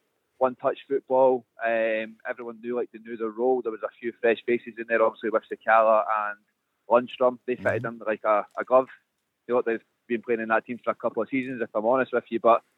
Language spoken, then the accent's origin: English; Dunbar, Scotland, United Kingdom; moved away as an adult; now in Glasgow, United Kingdom; I'm from Edinburgh originally, a small town called Dunbar on the East Coast.